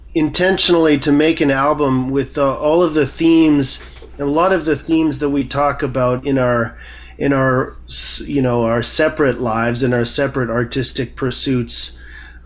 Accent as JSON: {"language": "English", "region": "Manitoba", "country": "Canada", "tie": "born or raised there", "said": "I was born in Manitoba, and that's where I grew up and was raised"}